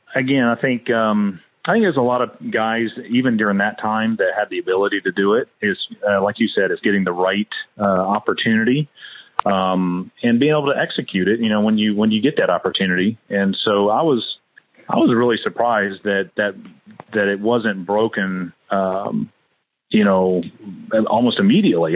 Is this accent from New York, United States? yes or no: no; Fort Walton Beach, Florida, United States; moved away; also born or lived in Hawaii; I was born down in Fort Walton Beach, Florida, near Eglin Air Force Base